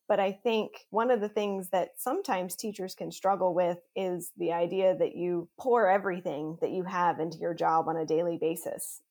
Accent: Pennsylvania, United States; I grew up in Pennsylvania

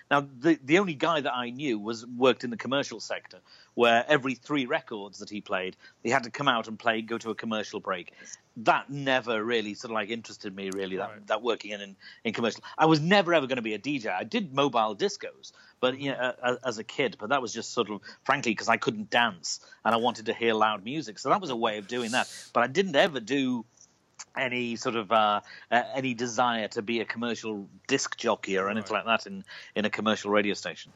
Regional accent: Liverpool, North West England, United Kingdom; I was born in Liverpool, uh, in the north of England, uh, right on the coast

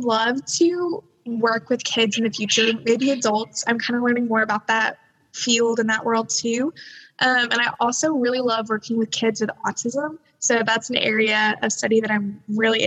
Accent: Fort Worth, Texas, United States; I'm from Fort Worth, Texas

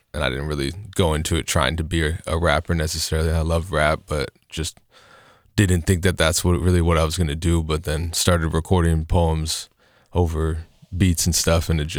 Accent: Lake Oswego, Oregon, United States; Yeah, I grew up mostly in Lake Oswego, actually, but moved around a bunch in the greater Portland area.

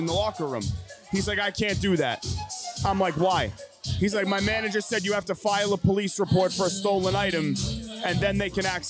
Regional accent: Georgetown, Massachusetts, United States; now in Saugus, United States; I'm from Georgetown

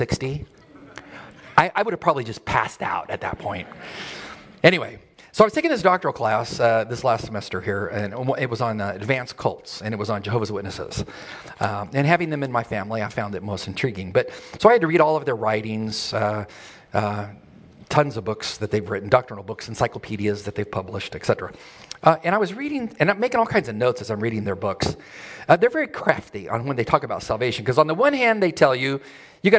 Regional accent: El Centro, California, United States; I grew up near Yuma, near El Centro, California, very hot in the desert

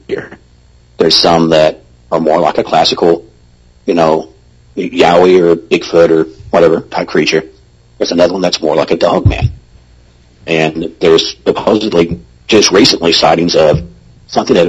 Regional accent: the South, United States; I'm from the South

